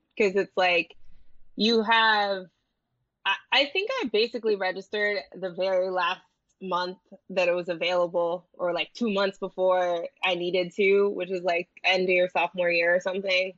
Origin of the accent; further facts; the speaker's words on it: New Jersey, United States; where I grew up in Jersey